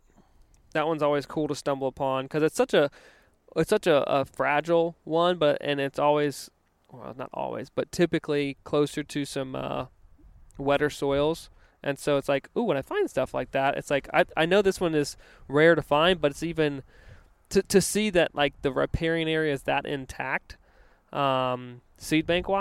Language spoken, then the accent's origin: English; Virginia, United States; growing up on the East Coast in Virginia, river breaks wasn't a term that was extremely common out there.